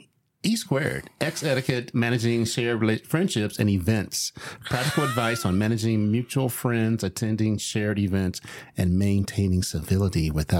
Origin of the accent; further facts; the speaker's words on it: Kansas City, Missouri, United States; I'm from Kansas City